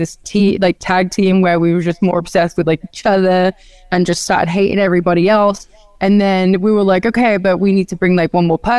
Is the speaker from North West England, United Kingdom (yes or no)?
no; Norwich, East of England, United Kingdom; moved away as an adult; now in United States; when I was younger in my Norwich days